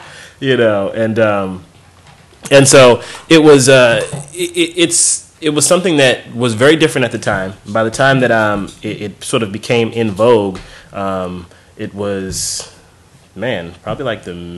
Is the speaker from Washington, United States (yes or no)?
yes; Tacoma, Washington, United States; Tacoma, Washington.